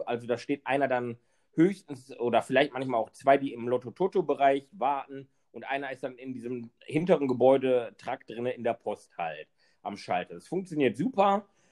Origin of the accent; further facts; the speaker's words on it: Wesel, North Rhine-Westphalia, Germany; in meiner Heimatstadt in Wesel